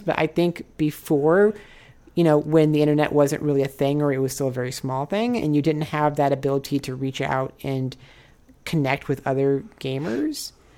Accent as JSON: {"language": "English", "region": "Nebraska", "country": "United States", "tie": "born or raised there", "also_born_or_lived": "Osaka, Japan", "moved": "as an adult", "lives_now": "Los Angeles, United States", "said": "I'm from Nebraska."}